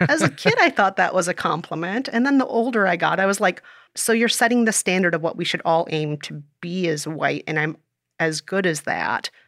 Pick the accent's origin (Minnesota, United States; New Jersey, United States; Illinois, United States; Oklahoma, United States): Minnesota, United States; moved away as an adult; also born or lived in South Korea; now in New York, United States; after most of my life in Minnesota, I moved to New York after college